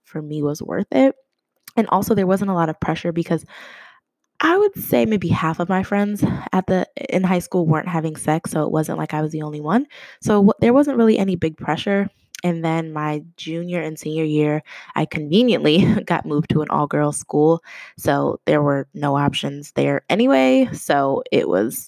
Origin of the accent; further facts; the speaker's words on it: Boston, Massachusetts, United States; also born or lived in New Jersey; now in Indianapolis, United States; I'm originally from Boston